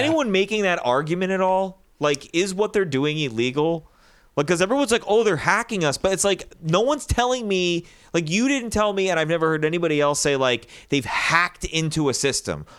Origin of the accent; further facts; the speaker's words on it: United States; I'm an American